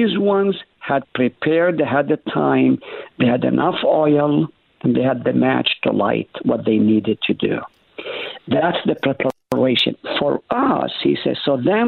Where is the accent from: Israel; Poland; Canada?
Israel; moved away; When I was growing up in Israel, I was a rascal